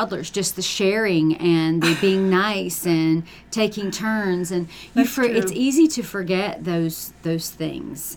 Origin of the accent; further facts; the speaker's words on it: United States; we're Americans. We can have it all. We are American women